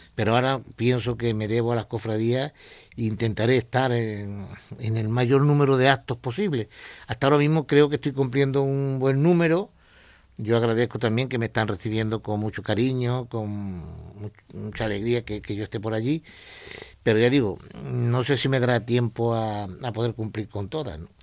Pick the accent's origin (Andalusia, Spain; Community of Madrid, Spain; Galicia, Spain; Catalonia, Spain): Andalusia, Spain; Torredonjimeno; now in Jaén, Spain; donde naciste